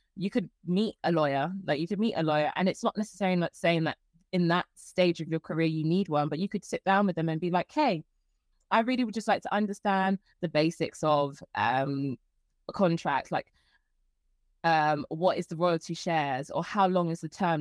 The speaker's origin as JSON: {"language": "English", "region": "London", "country": "United Kingdom", "said": "I'm from London. I'm from Croydon"}